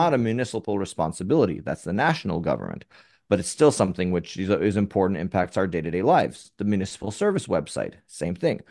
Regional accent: New York City, New York, United States; now in Tel Aviv, Israel; I was born in, originally from Upper West Side Manhattan.

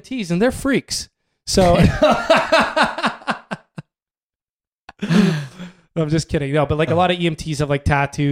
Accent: Canada; We're white. We're from Canada.

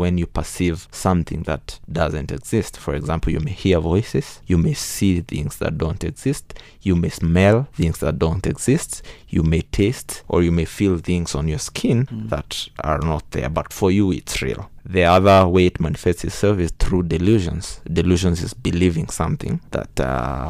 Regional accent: Kirinyaga County, Kenya; I'm from Kirinyaga

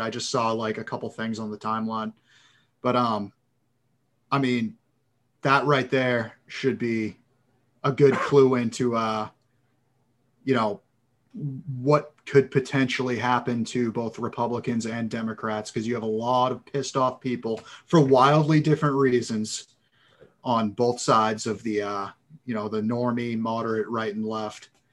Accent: Massachusetts, United States; moved away as an adult; also born or lived in San Diego; I'm, I'm originally from Massachusetts

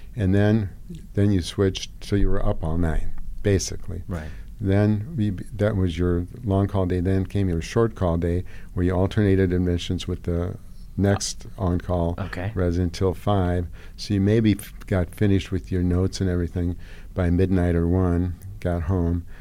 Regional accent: Hungary; now in United States; I grew up in Hungary

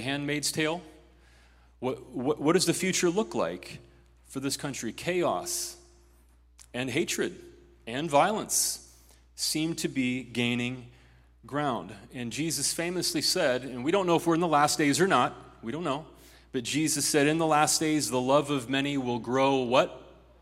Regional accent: Ohio, United States; In my home state of Ohio

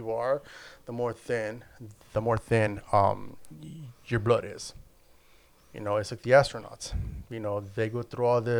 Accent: El Salvador; Um, I'm Central American, so we eat a lot of pupusas.

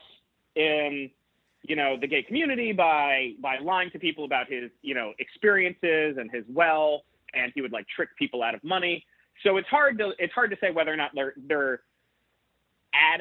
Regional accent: South Florida, United States; I grew up in South Florida

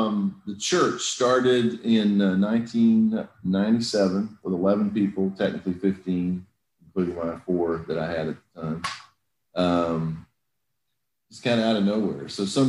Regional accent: Brazil; also born or lived in England; I grew up some in England. I grew up some in Brazil. A good bit of my childhood in Brazil.

